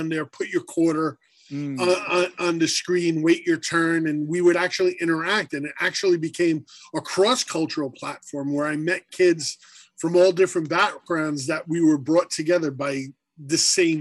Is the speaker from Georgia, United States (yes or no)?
no; New York City, New York, United States; I grew up on Staten Island